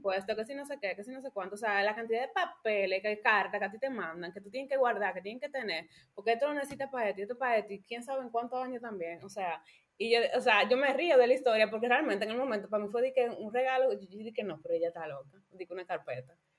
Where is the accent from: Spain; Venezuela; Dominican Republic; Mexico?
Dominican Republic; moved away as an adult; now in Germany; soy dominicana, vengo de la República Dominicana